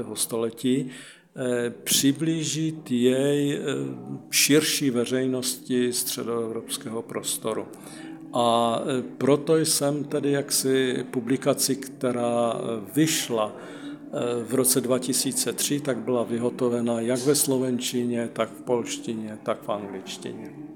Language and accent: Czech; Ostrava, Moravian-Silesian Region, Czechia; moved away as an adult; also born or lived in Prešov, Slovakia; jako Ostravák v podstatě velice blízko jsou Moravskosleské Beskydy a Vsetínské vrchy